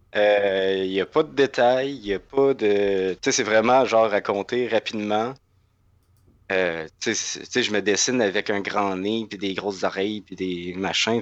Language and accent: French; Laurentides, Quebec, Canada; moved away as an adult; also born or lived in Gatineau, Canada; now in Montreal, Canada; j'ai grandi dans, dans Laurentide, puis la migration vers la grande ville s'est faite avec les études